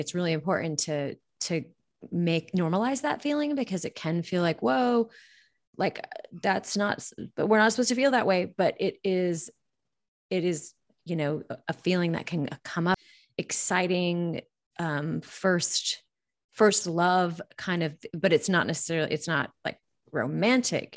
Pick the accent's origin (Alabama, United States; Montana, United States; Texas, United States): Montana, United States; I grew up in Montana